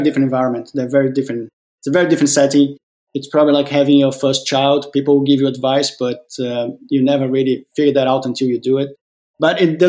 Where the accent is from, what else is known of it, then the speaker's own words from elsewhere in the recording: Brazil; moved away as an adult; also born or lived in Australia; now in Denmark; born and raised in Brazil. In my early 20s, moved to Australia, lived there for 17 years, and then have been now for the last 5 years in Denmark.